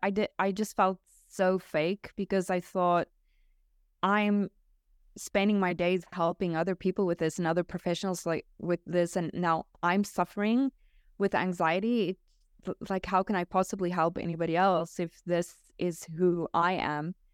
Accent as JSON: {"language": "English", "country": "South Africa", "tie": "born or raised there", "moved": "yes", "lives_now": "Portugal", "said": "I'm natively South African, but we moved to Portugal."}